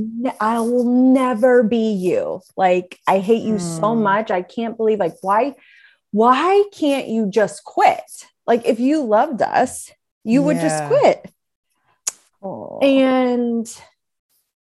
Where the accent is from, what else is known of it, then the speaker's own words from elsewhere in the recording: West Virginia, United States; moved away; I grew up in West Virginia